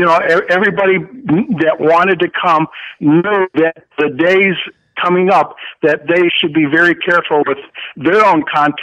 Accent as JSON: {"language": "English", "town": "Chicago", "region": "Illinois", "country": "United States", "tie": "born or raised there", "said": "my hometown crowd, sweet home Chicago fans."}